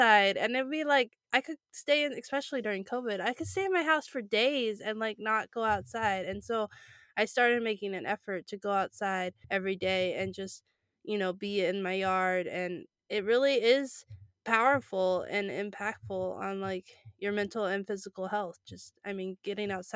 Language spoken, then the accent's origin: English; California, United States; I grew up in California